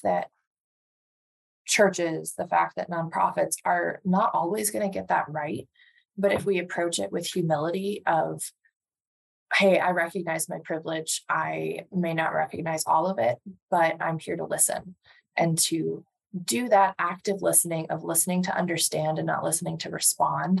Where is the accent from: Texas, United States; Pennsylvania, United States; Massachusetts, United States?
Massachusetts, United States; Andover; I grew up outside of Boston with parents that were not from the Boston area